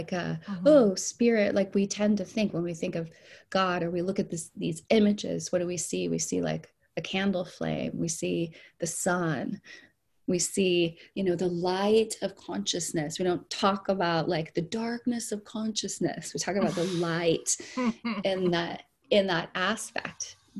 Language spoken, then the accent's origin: English; Puerto Rico; also born or lived in Saint Lucia; I was born in the mission field, and I grew up in Puerto Rico and St. Lucia, and then even domestically, we moved around.